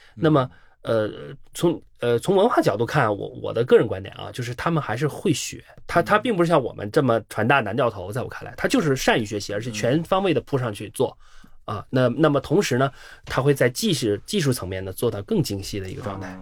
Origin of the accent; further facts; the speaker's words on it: China; 我们中国人